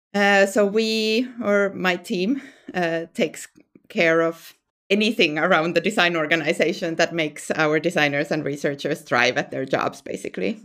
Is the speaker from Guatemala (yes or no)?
no; Finland; moved away as an adult; now in Sweden; I'm from Finland originally, and then I moved, um, to Sweden